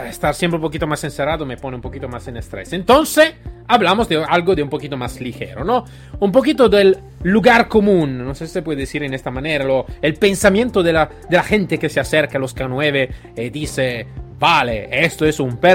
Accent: Italy; Spanish is a second language; moved away; soy, soy italiano

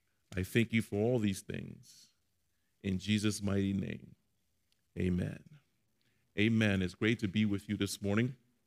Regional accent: Maryland, United States; We're from Maryland, and we're going to Colorado.

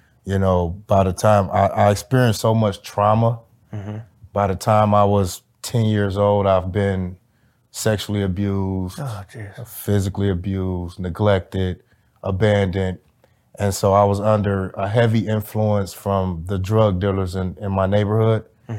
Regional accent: Highland Park, Michigan, United States; I grew up in Detroit, Michigan, actually Highland Park, Michigan, which is a city centered in Detroit. It separates the east side from the west side of Detroit.

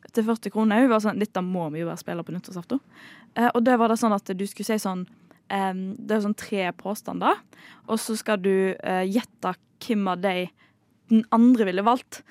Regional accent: Bømlo, Vestland, Norway; moved away; Bømlo der jeg kommer fra

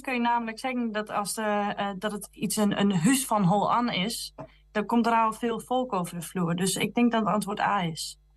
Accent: Drenthe, Netherlands; accent: Drents; Ik ben niet Twents, ik ben Drents. dus ik praat ook Drents

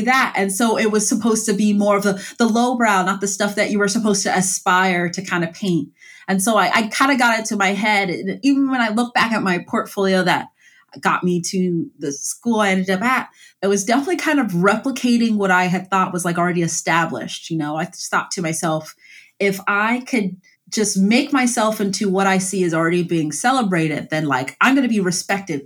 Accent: Columbus, Ohio, United States; I grew up in Columbus, Ohio, in like uh, the Mount Vernon Long Street area

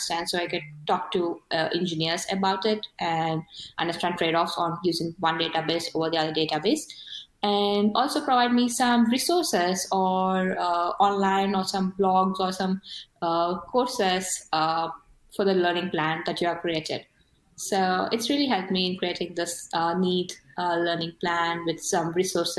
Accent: India; first language Telugu; English is a second language; I'm not a native English speaker. So I'm from India and I speak a language called Telugu

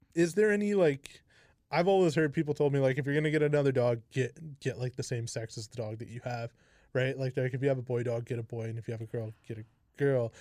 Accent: Kamloops, British Columbia, Canada; I'm from, like, born and raised here

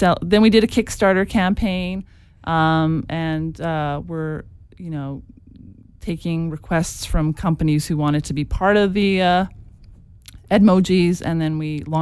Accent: Edmonton, Alberta, Canada; we're from Edmonton

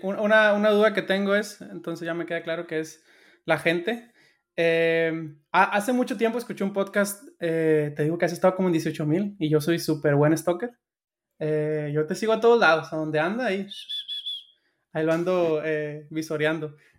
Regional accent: Sinaloa, Mexico; yo soy de Sinaloa

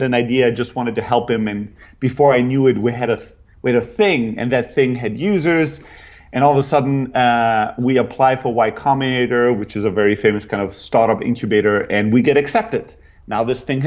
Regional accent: Germany; moved away as an adult; also born or lived in Greece / San Francisco; I'm originally from Greece, grew up in Germany, kind of factory worker, family, typical immigrants

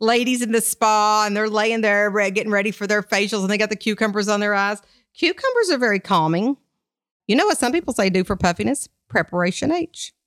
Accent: Kentucky, United States; I'm from Kentucky

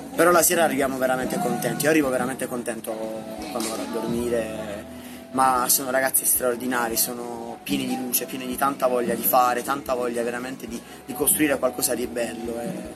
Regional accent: Barletta, Apulia, Italy; ho 23 anni e vengo da Barletta, in Puglia

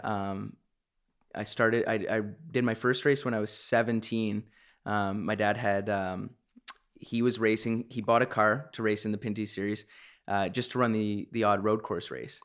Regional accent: Canada; being a Canadian

